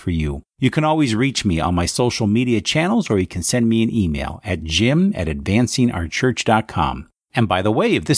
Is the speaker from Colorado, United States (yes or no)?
no; Phoenix, Arizona, United States; in the Diocese of Phoenix, where is my hometown